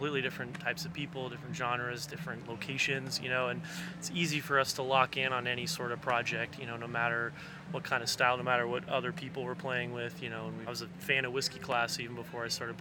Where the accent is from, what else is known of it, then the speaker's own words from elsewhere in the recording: Juneau, Alaska, United States; moved away; I grew up in Juneau